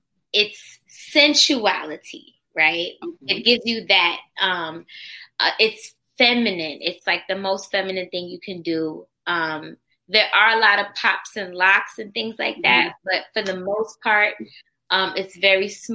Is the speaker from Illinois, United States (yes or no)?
no; Florida, United States; moved away; I'm originally from Florida